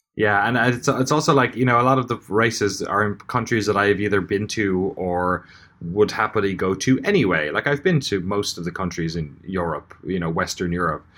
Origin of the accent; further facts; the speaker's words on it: Ireland; as an Irish person